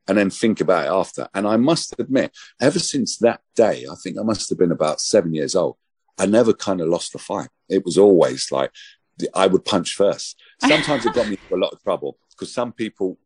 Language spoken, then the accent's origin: English; London, United Kingdom; When I was growing up in Hackney